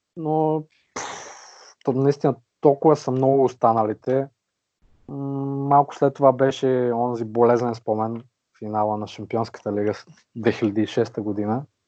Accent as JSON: {"language": "Bulgarian", "town": "Vratsa", "region": "Vratsa Province", "country": "Bulgaria", "moved": "as an adult", "lives_now": "Varna, Bulgaria", "said": "На 28 години съм от град Враца, но вече около 5 години живея на морето във Варна."}